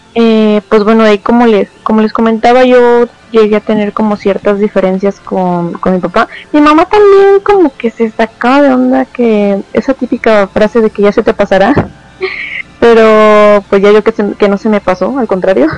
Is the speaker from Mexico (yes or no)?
yes; Mexico